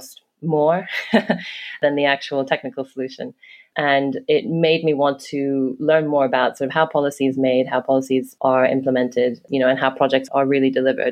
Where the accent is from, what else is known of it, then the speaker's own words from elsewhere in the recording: Hong Kong; also born or lived in London; now in New York City, United States; I grew up in Hong Kong. I lived in London for almost 10 years and then almost the same time in New York City